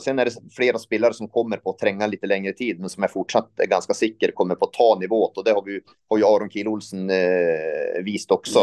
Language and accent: Swedish; northern Sweden, Sweden; now in Norway; jag kom från norra Sverige så jag är vant, vant med lite där.